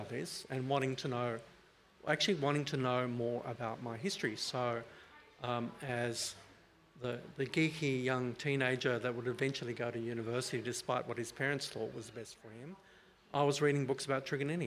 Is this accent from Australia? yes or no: yes; Northwest Coast, Tasmania, Australia; I grew up in the Northwest Coast, or I was born on the Northwest Coast and lived there as a small child